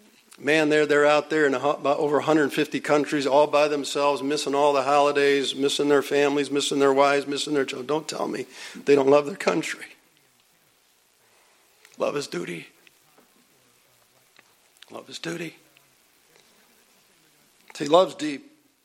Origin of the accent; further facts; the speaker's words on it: Buffalo, New York, United States; I grew up in South Buffalo.